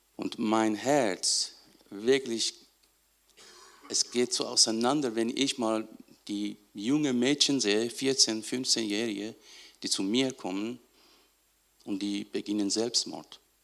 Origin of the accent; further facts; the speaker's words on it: Iran; moved away; ich aus dem Iran